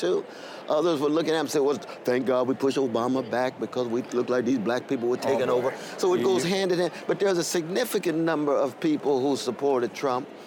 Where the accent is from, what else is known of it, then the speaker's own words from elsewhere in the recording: Sacramento, California, United States; also born or lived in Tulsa, Oklahoma; I grew up in Sacramento, California, chocolate side of Sacramento, California. I'm West Coast to the core, but I was born in Tulsa, Oklahoma.